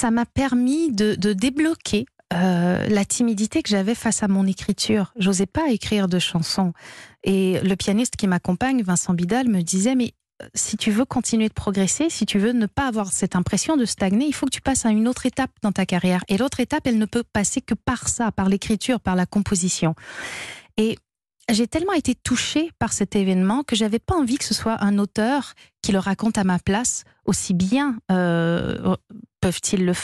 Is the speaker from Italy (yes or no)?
no; Canada; Alors, moi, je suis canadienne, on pourrait me dire, bah, t'as pas grandi à Paris, t'es pas une parisienne, t'as pas tout ça.